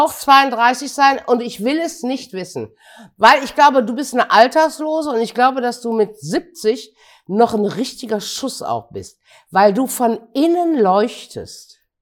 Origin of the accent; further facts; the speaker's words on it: Gummersbach, North Rhine-Westphalia, Germany; in meiner Jugend in Gummersbach 1964